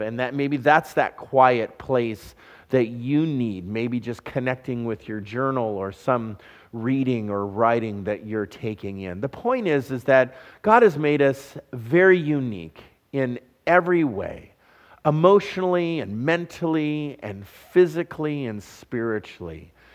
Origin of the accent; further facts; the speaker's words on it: Southern California, United States; moved away; I'm a California boy. I was raised in Southern California